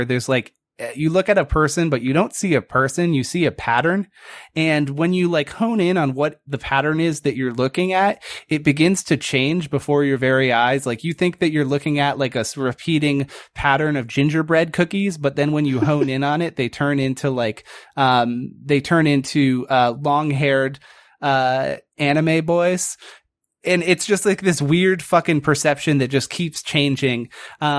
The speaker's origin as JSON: {"language": "English", "region": "Northeast", "country": "United States", "said": "I think we're all from the Northeast"}